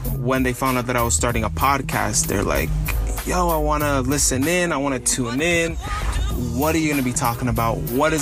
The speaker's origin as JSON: {"language": "English", "area": "San Francisco Bay Area", "region": "California", "country": "United States", "also_born_or_lived": "Los Angeles County, California", "said": "I'm from the San Francisco Bay Area, just north of San Francisco"}